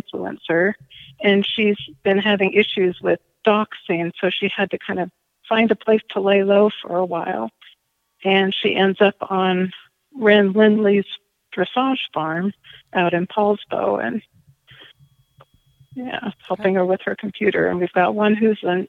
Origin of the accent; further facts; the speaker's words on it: Tacoma, Washington, United States; also born or lived in Walla Walla, Washington / Texas; I was born in Tacoma and lived there most of my life